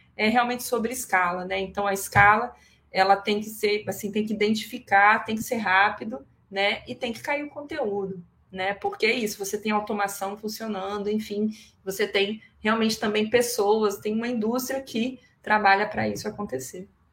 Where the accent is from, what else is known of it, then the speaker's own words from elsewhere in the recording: Espírito Santo, Brazil; eu sou capixaba